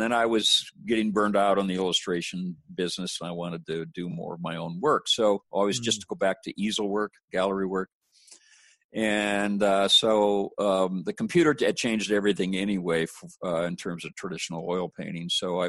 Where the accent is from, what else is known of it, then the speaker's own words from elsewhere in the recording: Minnesota, United States; it's hard to condense 66 years into a couple of minutes, but I'll do my best. I grew up in Minnesota.